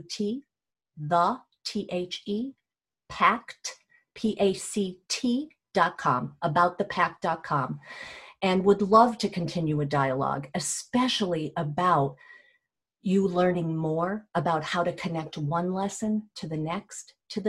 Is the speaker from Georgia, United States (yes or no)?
yes; Athens, Georgia, United States; Growing up in Athens